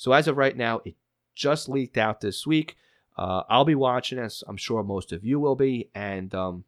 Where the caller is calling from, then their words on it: Indiana, United States; Michael writes in, hi, I'm from Indiana.